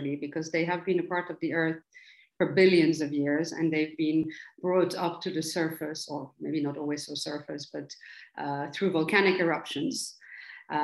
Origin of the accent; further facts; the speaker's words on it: Antwerp, Flanders, Belgium; also born or lived in United Kingdom; I grew up in Antwerp. I was born here to Ukrainian immigrants